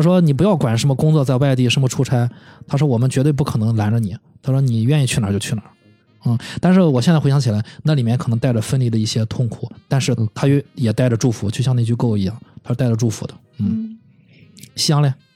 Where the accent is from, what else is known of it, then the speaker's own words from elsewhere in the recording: China; 我们中国人